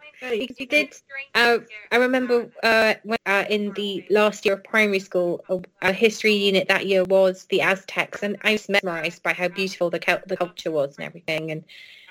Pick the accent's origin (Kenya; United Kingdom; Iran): United Kingdom; Wales; So it's kind of different for us in Wales.